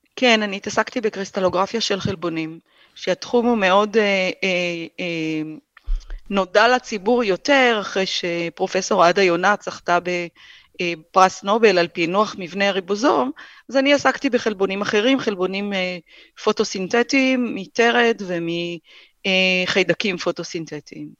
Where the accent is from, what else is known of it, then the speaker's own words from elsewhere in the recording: Hatzor HaGlilit, Northern District, Israel; moved away; גדלתי בחצור הגלילית